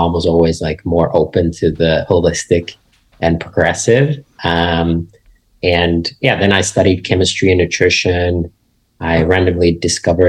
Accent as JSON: {"language": "English", "country": "Finland", "tie": "born or raised there", "said": "I grew up in Finland, which is a small country in Northern Europe."}